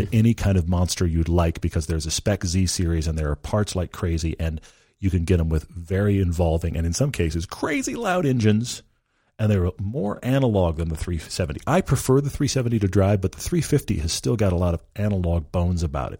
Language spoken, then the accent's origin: English; Texas, United States; I grew up in Texas. I am a Texan.